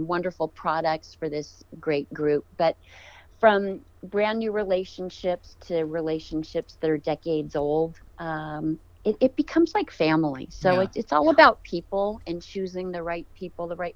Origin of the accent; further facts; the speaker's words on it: California, United States; I grew up in California